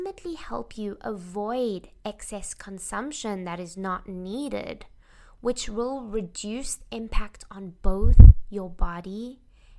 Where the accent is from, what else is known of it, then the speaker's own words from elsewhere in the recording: South Africa; I grew up in South Africa